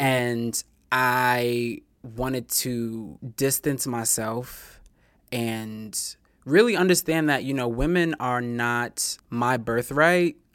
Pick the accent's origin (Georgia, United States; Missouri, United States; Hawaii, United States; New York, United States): New York, United States; New York City; And I'm a native New Yorker. I'm from Queens. I'm from Far Rockaway